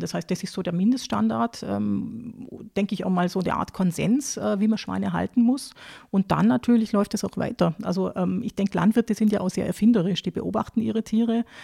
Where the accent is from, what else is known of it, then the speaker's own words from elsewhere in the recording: Baden-Württemberg, Germany; moved away as an adult; also born or lived in Lower Austria; now in Austria; ich bin äh, aufgewachsen in Süddeutschland, also in Nähe vom, vom Bodensee, also Baden-Württemberg